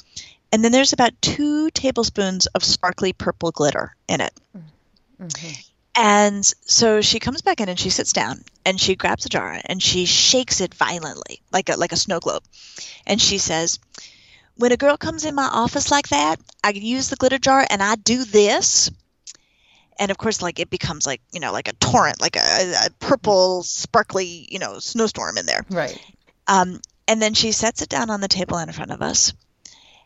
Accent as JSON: {"language": "English", "town": "Denver", "region": "Colorado", "country": "United States", "said": "I'm from Denver"}